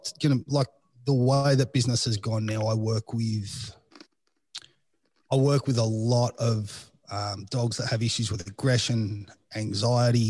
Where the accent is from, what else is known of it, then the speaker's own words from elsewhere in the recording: Australia; accent: Australian (Strine); moved away; I have all those typical Australian pronunciations